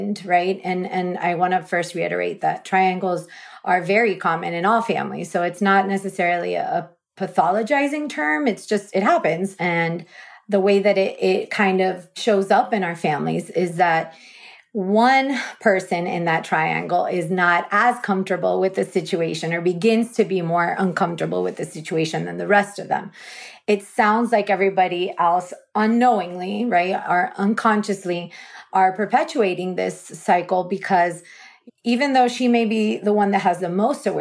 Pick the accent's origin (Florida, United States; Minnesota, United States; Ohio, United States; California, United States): Florida, United States; South; I was born and raised in South Florida, so I'm a native.